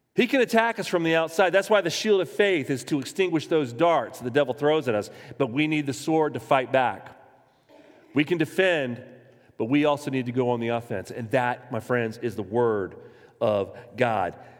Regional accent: Jacksonville, Florida, United States; I was born in Florida. I was born in Jacksonville.

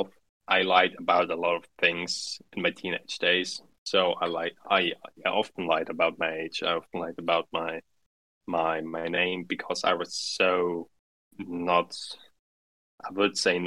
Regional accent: Central Germany, Germany; English is a second language; So I grew up in a midtown city, so not too big, not too small. In mid-Germany. So I grew up German mainly, but also Russian from the influence from my mother

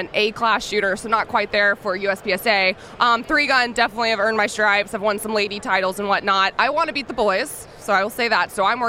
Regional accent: Pensacola, Florida, United States; now in Knoxville, United States; From Pensacola, and I call it Alabama because it's Alabama.

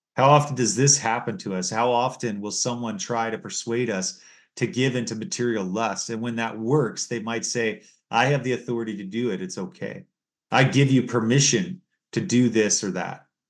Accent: United States; now in Canada; where I was born in the United States

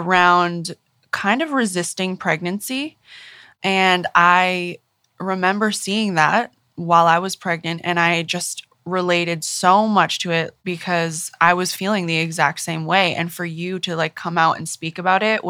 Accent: Maine, United States; moved away; also born or lived in New York; I'm from Maine originally. So I grew up in Maine.

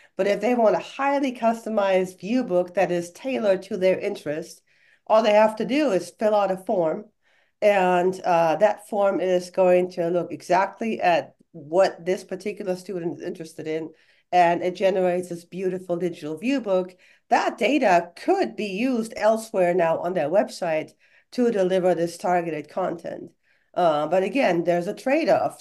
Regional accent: Germany; English is a second language; moved away as an adult; now in United States; I was born and raised in Germany

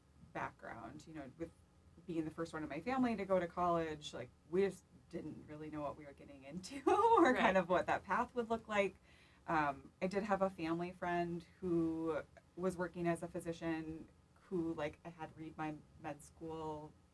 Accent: Pelican Rapids, Minnesota, United States; moved away as an adult; now in Minneapolis, United States; half an hour away from Pelican Rapids, so it's close to my hometown

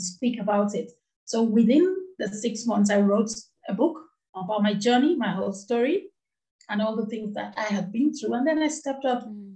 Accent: Nigeria; moved away as an adult; now in United Kingdom; I grew up in the western part of Africa. I come from Nigeria. That's where I grew up

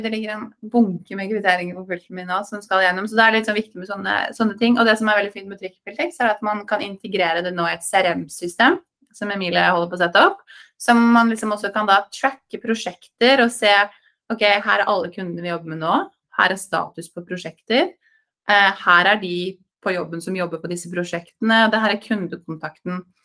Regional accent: Norway; moved away as an adult; also born or lived in New York, United States; Man er født og oppvokst i Norge

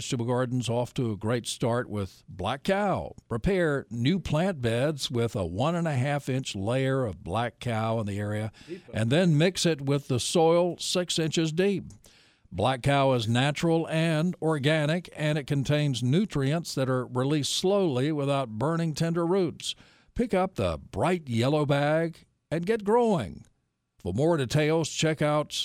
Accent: Nashville, North Carolina, United States; I grew up in Nashville

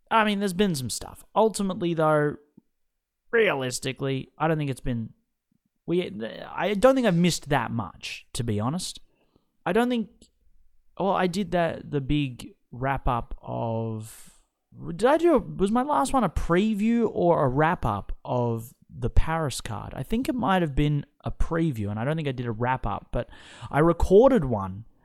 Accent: Australia; my home country

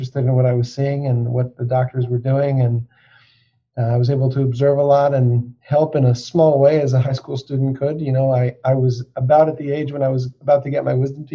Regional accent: Denver, Colorado, United States; moved away as an adult; now in Philadelphia, United States; I am from Denver, Colorado, and especially at this time of year, I miss having the snow and the skiing and the mountains, but I grew up there

